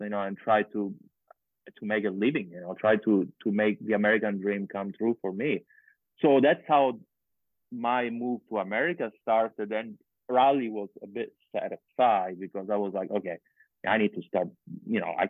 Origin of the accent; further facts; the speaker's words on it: Sicily, Italy; moved away as an adult; also born or lived in Florida / California; I come from Sicily and there is mountains and everything.